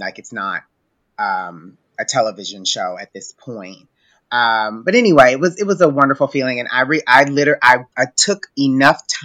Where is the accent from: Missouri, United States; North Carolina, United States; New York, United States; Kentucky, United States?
Kentucky, United States; Louisville; my hometown Louisville